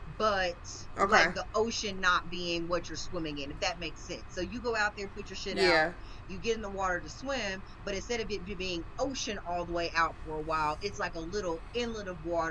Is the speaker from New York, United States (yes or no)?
no; East Texas, United States; I'm from the South, and so, like, East Texas